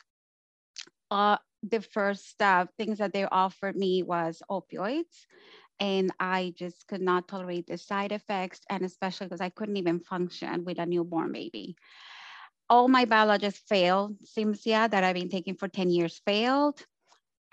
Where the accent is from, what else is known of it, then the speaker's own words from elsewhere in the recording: Colombia; now in Canada; I'm from Colombia and I live in Canada